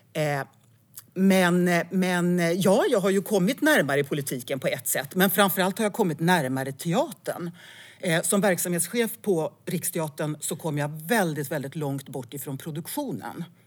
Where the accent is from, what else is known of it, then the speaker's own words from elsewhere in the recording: Älvdalen, Dalarna County, Sweden; moved away; also born or lived in Falun / Stockholm; jag är född på Falu lasarett och eh, det står i mitt pass att jag kommer från Älvdalen